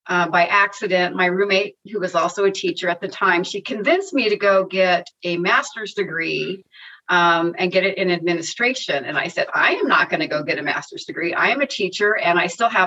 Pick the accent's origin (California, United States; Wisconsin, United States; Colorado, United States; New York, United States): California, United States; Northern; now in Orange County, United States; I grew up in Northern California in this tiny little mountain town, 1,500 people